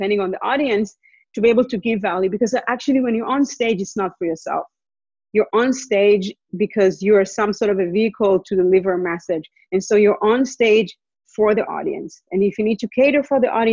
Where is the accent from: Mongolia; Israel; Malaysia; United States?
Israel; moved away as an adult; also born or lived in Montreal, Canada; now in Vancouver, Canada; We went back to Israel. So we basically grew up in Israel.